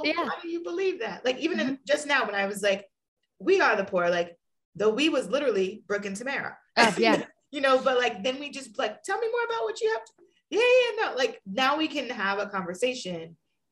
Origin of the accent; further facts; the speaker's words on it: New York City, New York, United States; moved away as an adult; also born or lived in Bard College, New York / Boston / Ohio; growing up in New York City